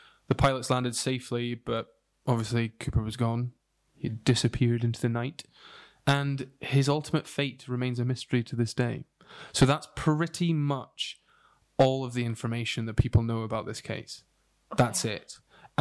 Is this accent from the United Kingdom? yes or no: yes; United Kingdom; we are British